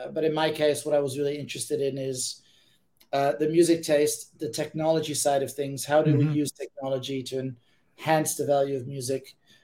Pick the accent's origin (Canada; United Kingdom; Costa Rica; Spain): Spain; Ibiza, Balearic Islands; also born or lived in Amsterdam, Netherlands; now in Berkeley, United States; I'm originally from Amsterdam. That's where I was born. And I was raised in Ibiza, a little small island in the Mediterranean of Spain.